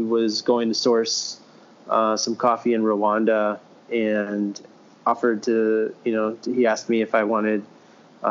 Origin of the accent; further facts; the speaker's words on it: Wisconsin, United States; moved away as an adult; also born or lived in Chicago; now in Milwaukee, United States; We're from Wisconsin